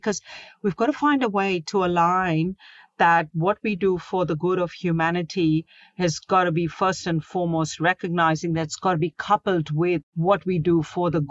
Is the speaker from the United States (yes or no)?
no; Mumbai, Maharashtra, India; now in Sydney, Australia; I was born in Mumbai.